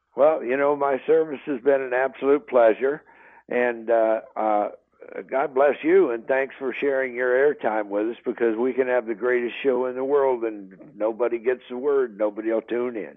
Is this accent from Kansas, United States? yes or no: yes; northeastern Kansas, United States; I grew up in Kansas, uh, northeastern Kansas